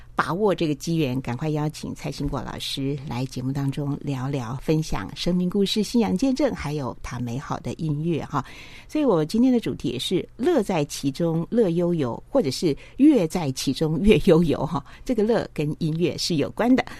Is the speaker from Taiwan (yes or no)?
yes; Taipei, Taiwan; 我们台北人